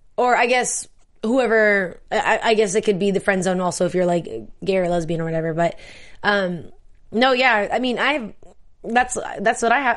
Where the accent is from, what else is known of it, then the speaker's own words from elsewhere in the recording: San Diego, California, United States; I'm from San Diego